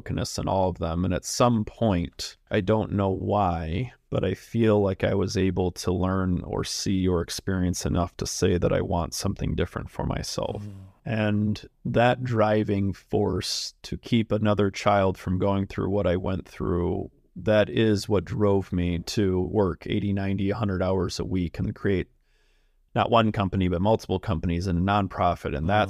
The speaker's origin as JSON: {"language": "English", "region": "Michigan", "country": "United States", "tie": "born or raised there", "said": "I grew up just outside of Detroit."}